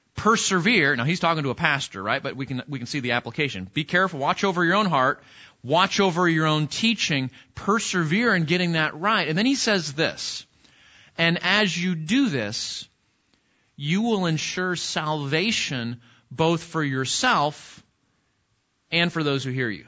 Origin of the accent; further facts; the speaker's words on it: California, United States; now in Texas, United States; I'm from California